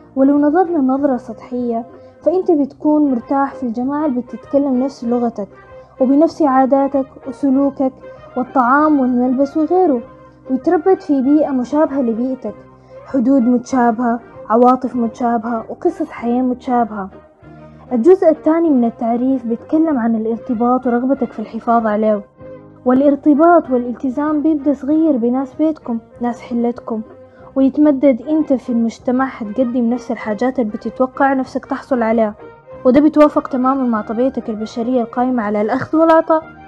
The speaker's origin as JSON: {"language": "Arabic", "country": "Sudan"}